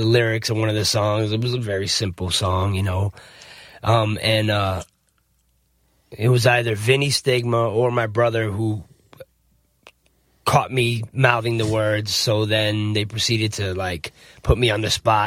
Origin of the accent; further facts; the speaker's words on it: New Jersey, United States; moved away; also born or lived in South Florida; I'm actually from New Jersey originally. I was born in Jersey